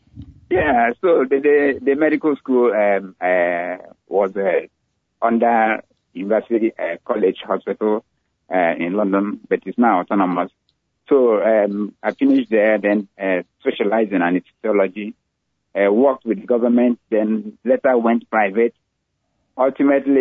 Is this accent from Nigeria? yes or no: yes; Owerri, Imo, Nigeria; moved away as an adult; also born or lived in Ibadan, Nigeria; now in United States; I was born in Nigeria, raised in Nigeria, had most of my education in Nigeria